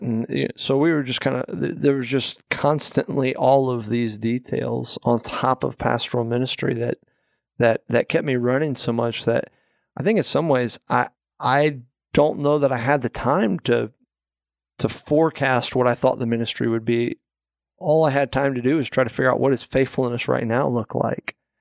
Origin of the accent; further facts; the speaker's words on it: Florida, United States; moved away as an adult; also born or lived in California; now in Delaware, United States; we are obviously originally from Florida